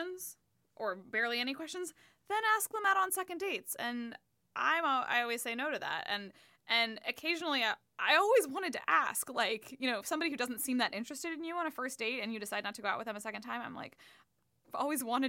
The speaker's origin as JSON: {"language": "English", "region": "California", "country": "United States", "moved": "yes", "lives_now": "Washington, D.C., United States", "said": "I think I'm from California"}